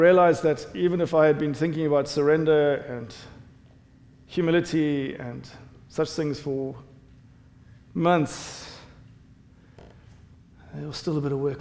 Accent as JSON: {"language": "English", "country": "South Africa", "accent": "South African English", "moved": "yes", "lives_now": "United States", "said": "I'm South African, South African English."}